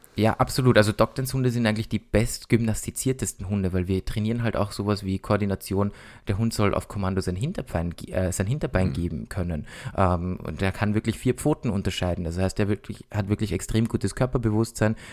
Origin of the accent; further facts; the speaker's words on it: Austria; bei uns in Österreich